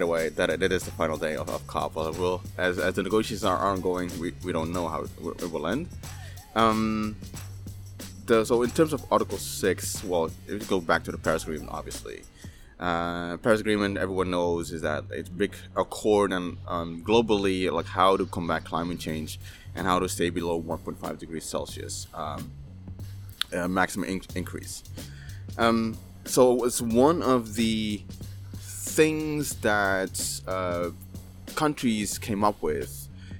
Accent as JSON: {"language": "English", "region": "Maluku", "country": "Indonesia", "said": "I'm from Maluku, from the Alifuru, the indigenous Alifuru people"}